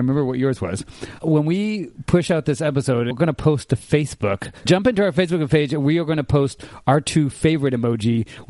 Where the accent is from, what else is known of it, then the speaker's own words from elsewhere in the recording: Japan; moved away; I grew up in Japan.